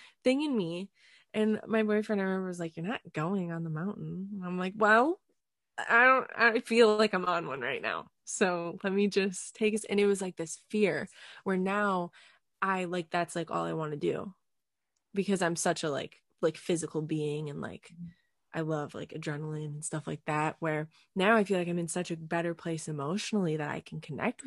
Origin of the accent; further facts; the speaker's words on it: Escanaba, Michigan, United States; I grew up in Upper Michigan